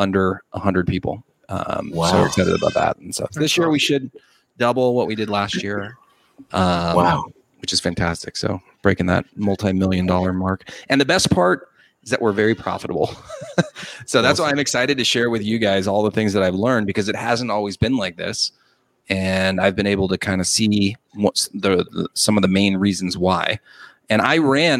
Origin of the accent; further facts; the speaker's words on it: Los Angeles, California, United States; also born or lived in San Diego; I'm originally from Los Angeles.